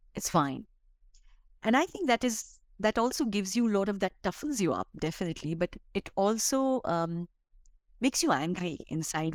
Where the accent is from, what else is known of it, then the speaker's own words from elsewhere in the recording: Bihar, India; now in Delhi, India; I come from Bihar, which is one of the poorest state and you know you you grow up i grew up in a very very modest family